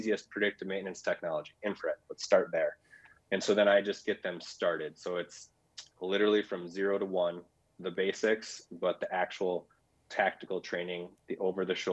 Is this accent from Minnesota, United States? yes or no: yes; Minnesota, United States; from Minnesota. So I'm out here in South Central Minnesota